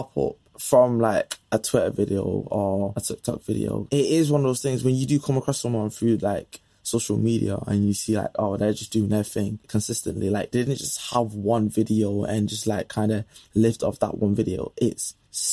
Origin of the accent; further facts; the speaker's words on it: Manchester, North West England, United Kingdom; accent: Manc; my Manny accent